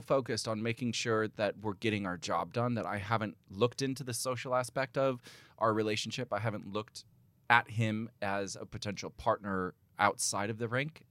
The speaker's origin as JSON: {"language": "English", "country": "United States", "moved": "yes", "lives_now": "England", "said": "I'm an American"}